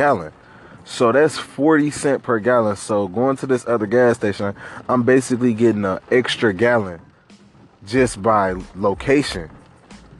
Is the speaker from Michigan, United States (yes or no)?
yes; Detroit, Michigan, United States; we from Detroit, Michigan, man. Born and raised on the east side